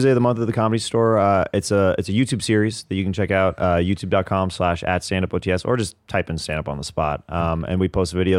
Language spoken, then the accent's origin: English; Kansas City, Kansas, United States; Kansas City.